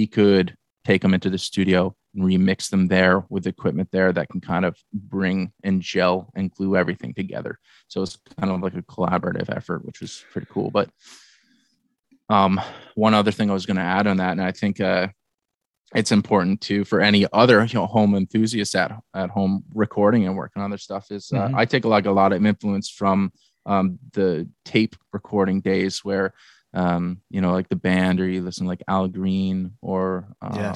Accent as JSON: {"language": "English", "town": "Barrie", "region": "Ontario", "country": "Canada", "tie": "born or raised there", "said": "we grew up in Barrie, my hometown, together"}